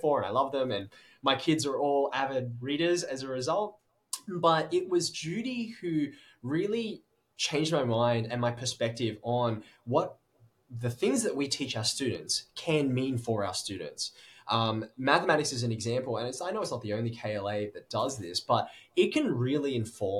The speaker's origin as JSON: {"language": "English", "town": "Sydney", "region": "New South Wales", "country": "Australia", "tie": "born or raised there", "said": "I was born in Sydney and have lived there my entire life"}